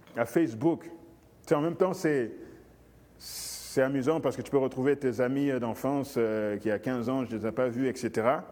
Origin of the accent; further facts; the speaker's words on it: Guinea; moved away; mon pays d'origine, euh, la Guinée